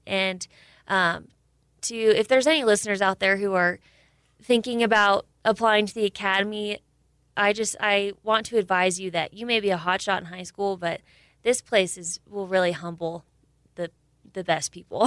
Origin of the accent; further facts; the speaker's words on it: Camarillo, California, United States; moved away; I'm from uh, Camarillo, California